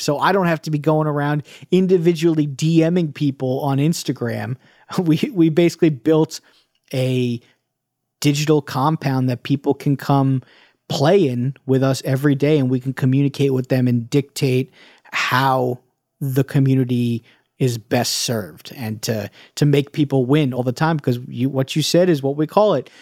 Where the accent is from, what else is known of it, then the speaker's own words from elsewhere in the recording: New York, United States; I'm from New York. I grew up as a Knicks fan, a Mets fan